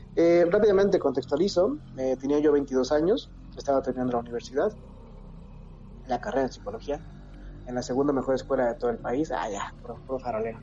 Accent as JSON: {"language": "Spanish", "region": "Mexico City", "country": "Mexico", "said": "yo soy de aquí, de la Ciudad de México, pero me mudé al Estado de México."}